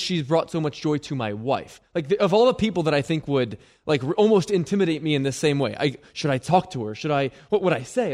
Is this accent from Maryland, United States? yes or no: yes; Baltimore, Maryland, United States; I was born in Baltimore in nineteen ninety